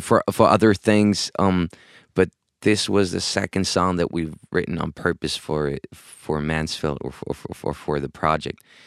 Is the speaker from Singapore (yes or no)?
no; Spain; moved away as an adult; also born or lived in Hamburg, Germany / London, United Kingdom; I was born in Hamburg, Germany, grew up in Spain.